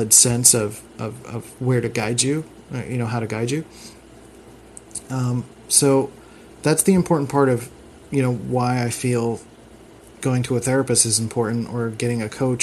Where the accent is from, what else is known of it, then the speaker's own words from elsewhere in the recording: Philadelphia, Pennsylvania, United States; I was raised in the Philadelphia school system, which was not the best when I was growing up